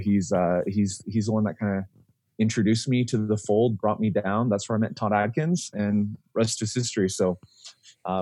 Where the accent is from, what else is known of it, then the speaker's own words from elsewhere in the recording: Vancouver, British Columbia, Canada; moved away; also born or lived in Korea; having been born and raised in Vancouver, which honestly is like on the top five of the best cities in the entire world, I've always wanted to move back there